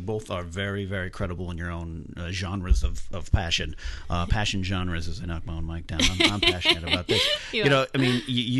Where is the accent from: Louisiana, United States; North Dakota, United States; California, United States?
California, United States; Pismo Beach; moved away as an adult; my hometown is Pismo Beach, California. Yeah. That's a mere 2.5-3 hours away. I cried half the journey down moving to LA to chase my dreams, leaving my mom, my dad, and my dog.